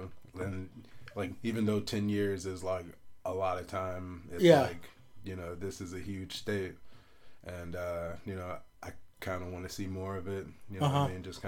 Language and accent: English; Biloxi, Mississippi, United States; And so, a part of Mississippi, we're from the Gulf Coast. And so, Biloxi is a big, like, casino town.